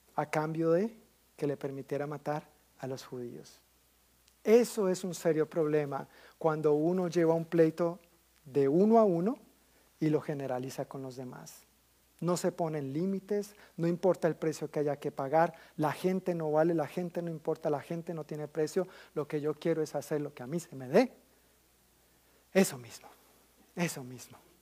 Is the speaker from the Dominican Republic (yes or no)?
no; Colombia; como colombiano he vivido muchísimos comentarios de toda índole